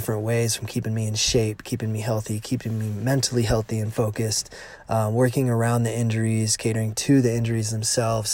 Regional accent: United States; Lake Tahoe in my hometown

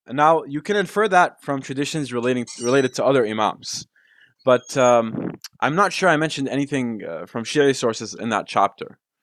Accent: Damascus, Damascus Governorate, Syria; we're from Damascus

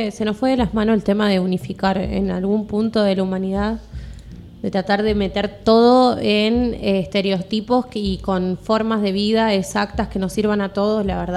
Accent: Argentina; que Argentina no teníamos nada, que no servíamos para... nada.

